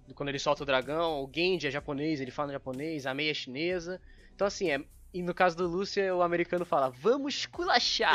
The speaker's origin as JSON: {"language": "Portuguese", "country": "Brazil", "said": "eu sou brasileiro"}